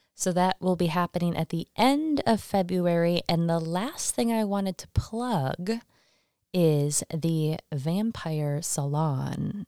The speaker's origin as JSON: {"language": "English", "region": "Michigan", "country": "United States", "moved": "yes", "lives_now": "Salem, United States", "said": "I'm from Michigan"}